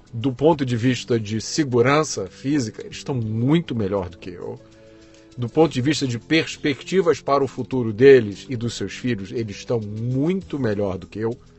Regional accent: Rio de Janeiro, Brazil; also born or lived in Belém, Pará / Salvador, Bahia; Eu nasci em Belém do Pará. Eu é, morei lá até os dois anos, depois fui morar em Salvador e em 73 eu fui para o Rio de Janeiro.

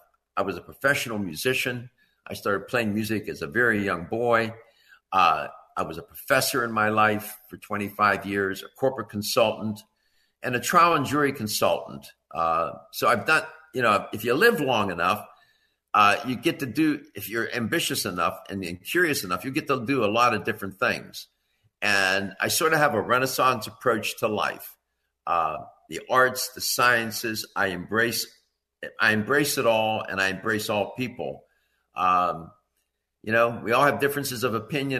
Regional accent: Pittsburgh, Pennsylvania, United States; I was born and raised in Pittsburgh, Pennsylvania

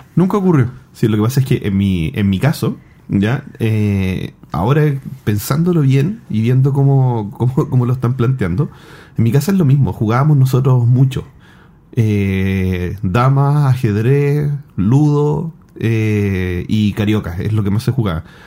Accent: Chile; yo soy de Wynn, un pueblo que queda eh, a 45 minutos de Santiago

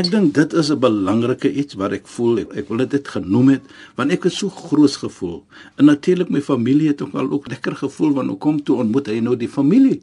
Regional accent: South Africa; ons as Suid-Afrikaners

